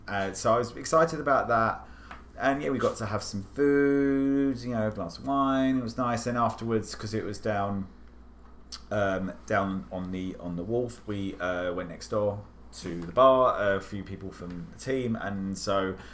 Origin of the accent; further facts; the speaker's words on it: United Kingdom; now in Washington, D.C., United States; I'm British, and as you probably don't know, is a lot of our stuff is really hard to come by over here.